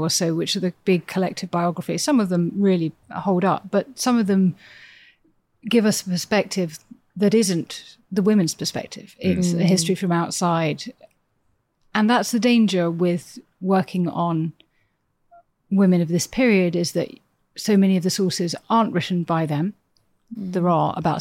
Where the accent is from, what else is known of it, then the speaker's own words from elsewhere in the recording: Cheam, London, United Kingdom; I grew up in Cheam, which is near Nonsuch Palace